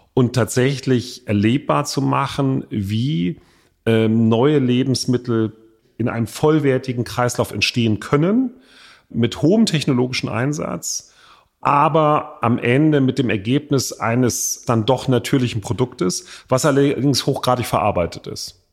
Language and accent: German; Hamburg, Germany; in meiner Heimatstadt Hamburg